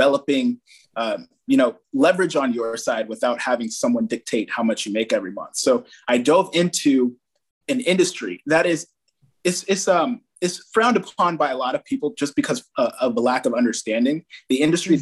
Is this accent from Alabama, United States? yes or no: no; Fairfield, California, United States; We had a branch in Fairfield, my hometown